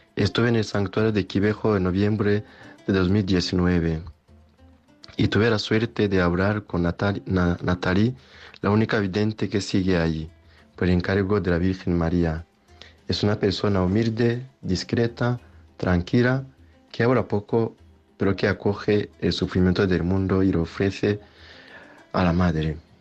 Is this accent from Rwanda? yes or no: yes; Rwanda; now in Spain; de Ruanda